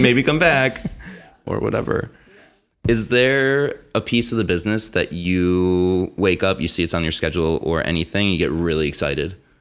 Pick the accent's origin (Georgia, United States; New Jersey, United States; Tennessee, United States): New Jersey, United States